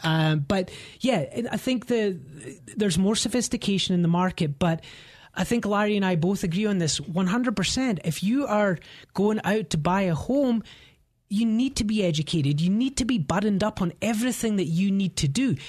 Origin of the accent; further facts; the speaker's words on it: Scotland, United Kingdom; moved away as an adult; now in Denver, United States; I'm from Scotland and, um, you know, had, had a great upbringing